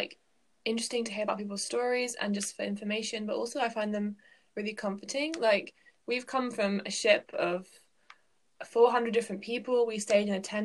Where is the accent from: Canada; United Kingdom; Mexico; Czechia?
United Kingdom; England; I am from England.